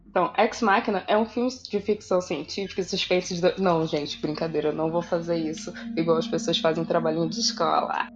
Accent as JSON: {"language": "Portuguese", "region": "Rio de Janeiro", "country": "Brazil", "said": "eu sou carioca"}